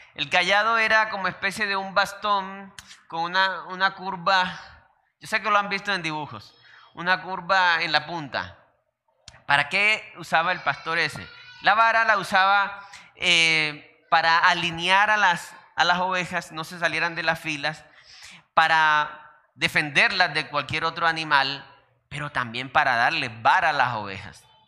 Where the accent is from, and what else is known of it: Colombia; also born or lived in Santander